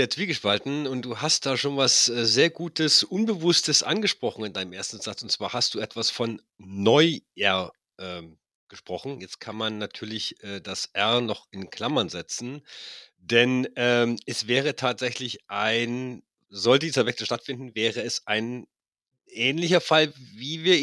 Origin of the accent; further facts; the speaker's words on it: Munich, Bavaria, Germany; ich als Münchner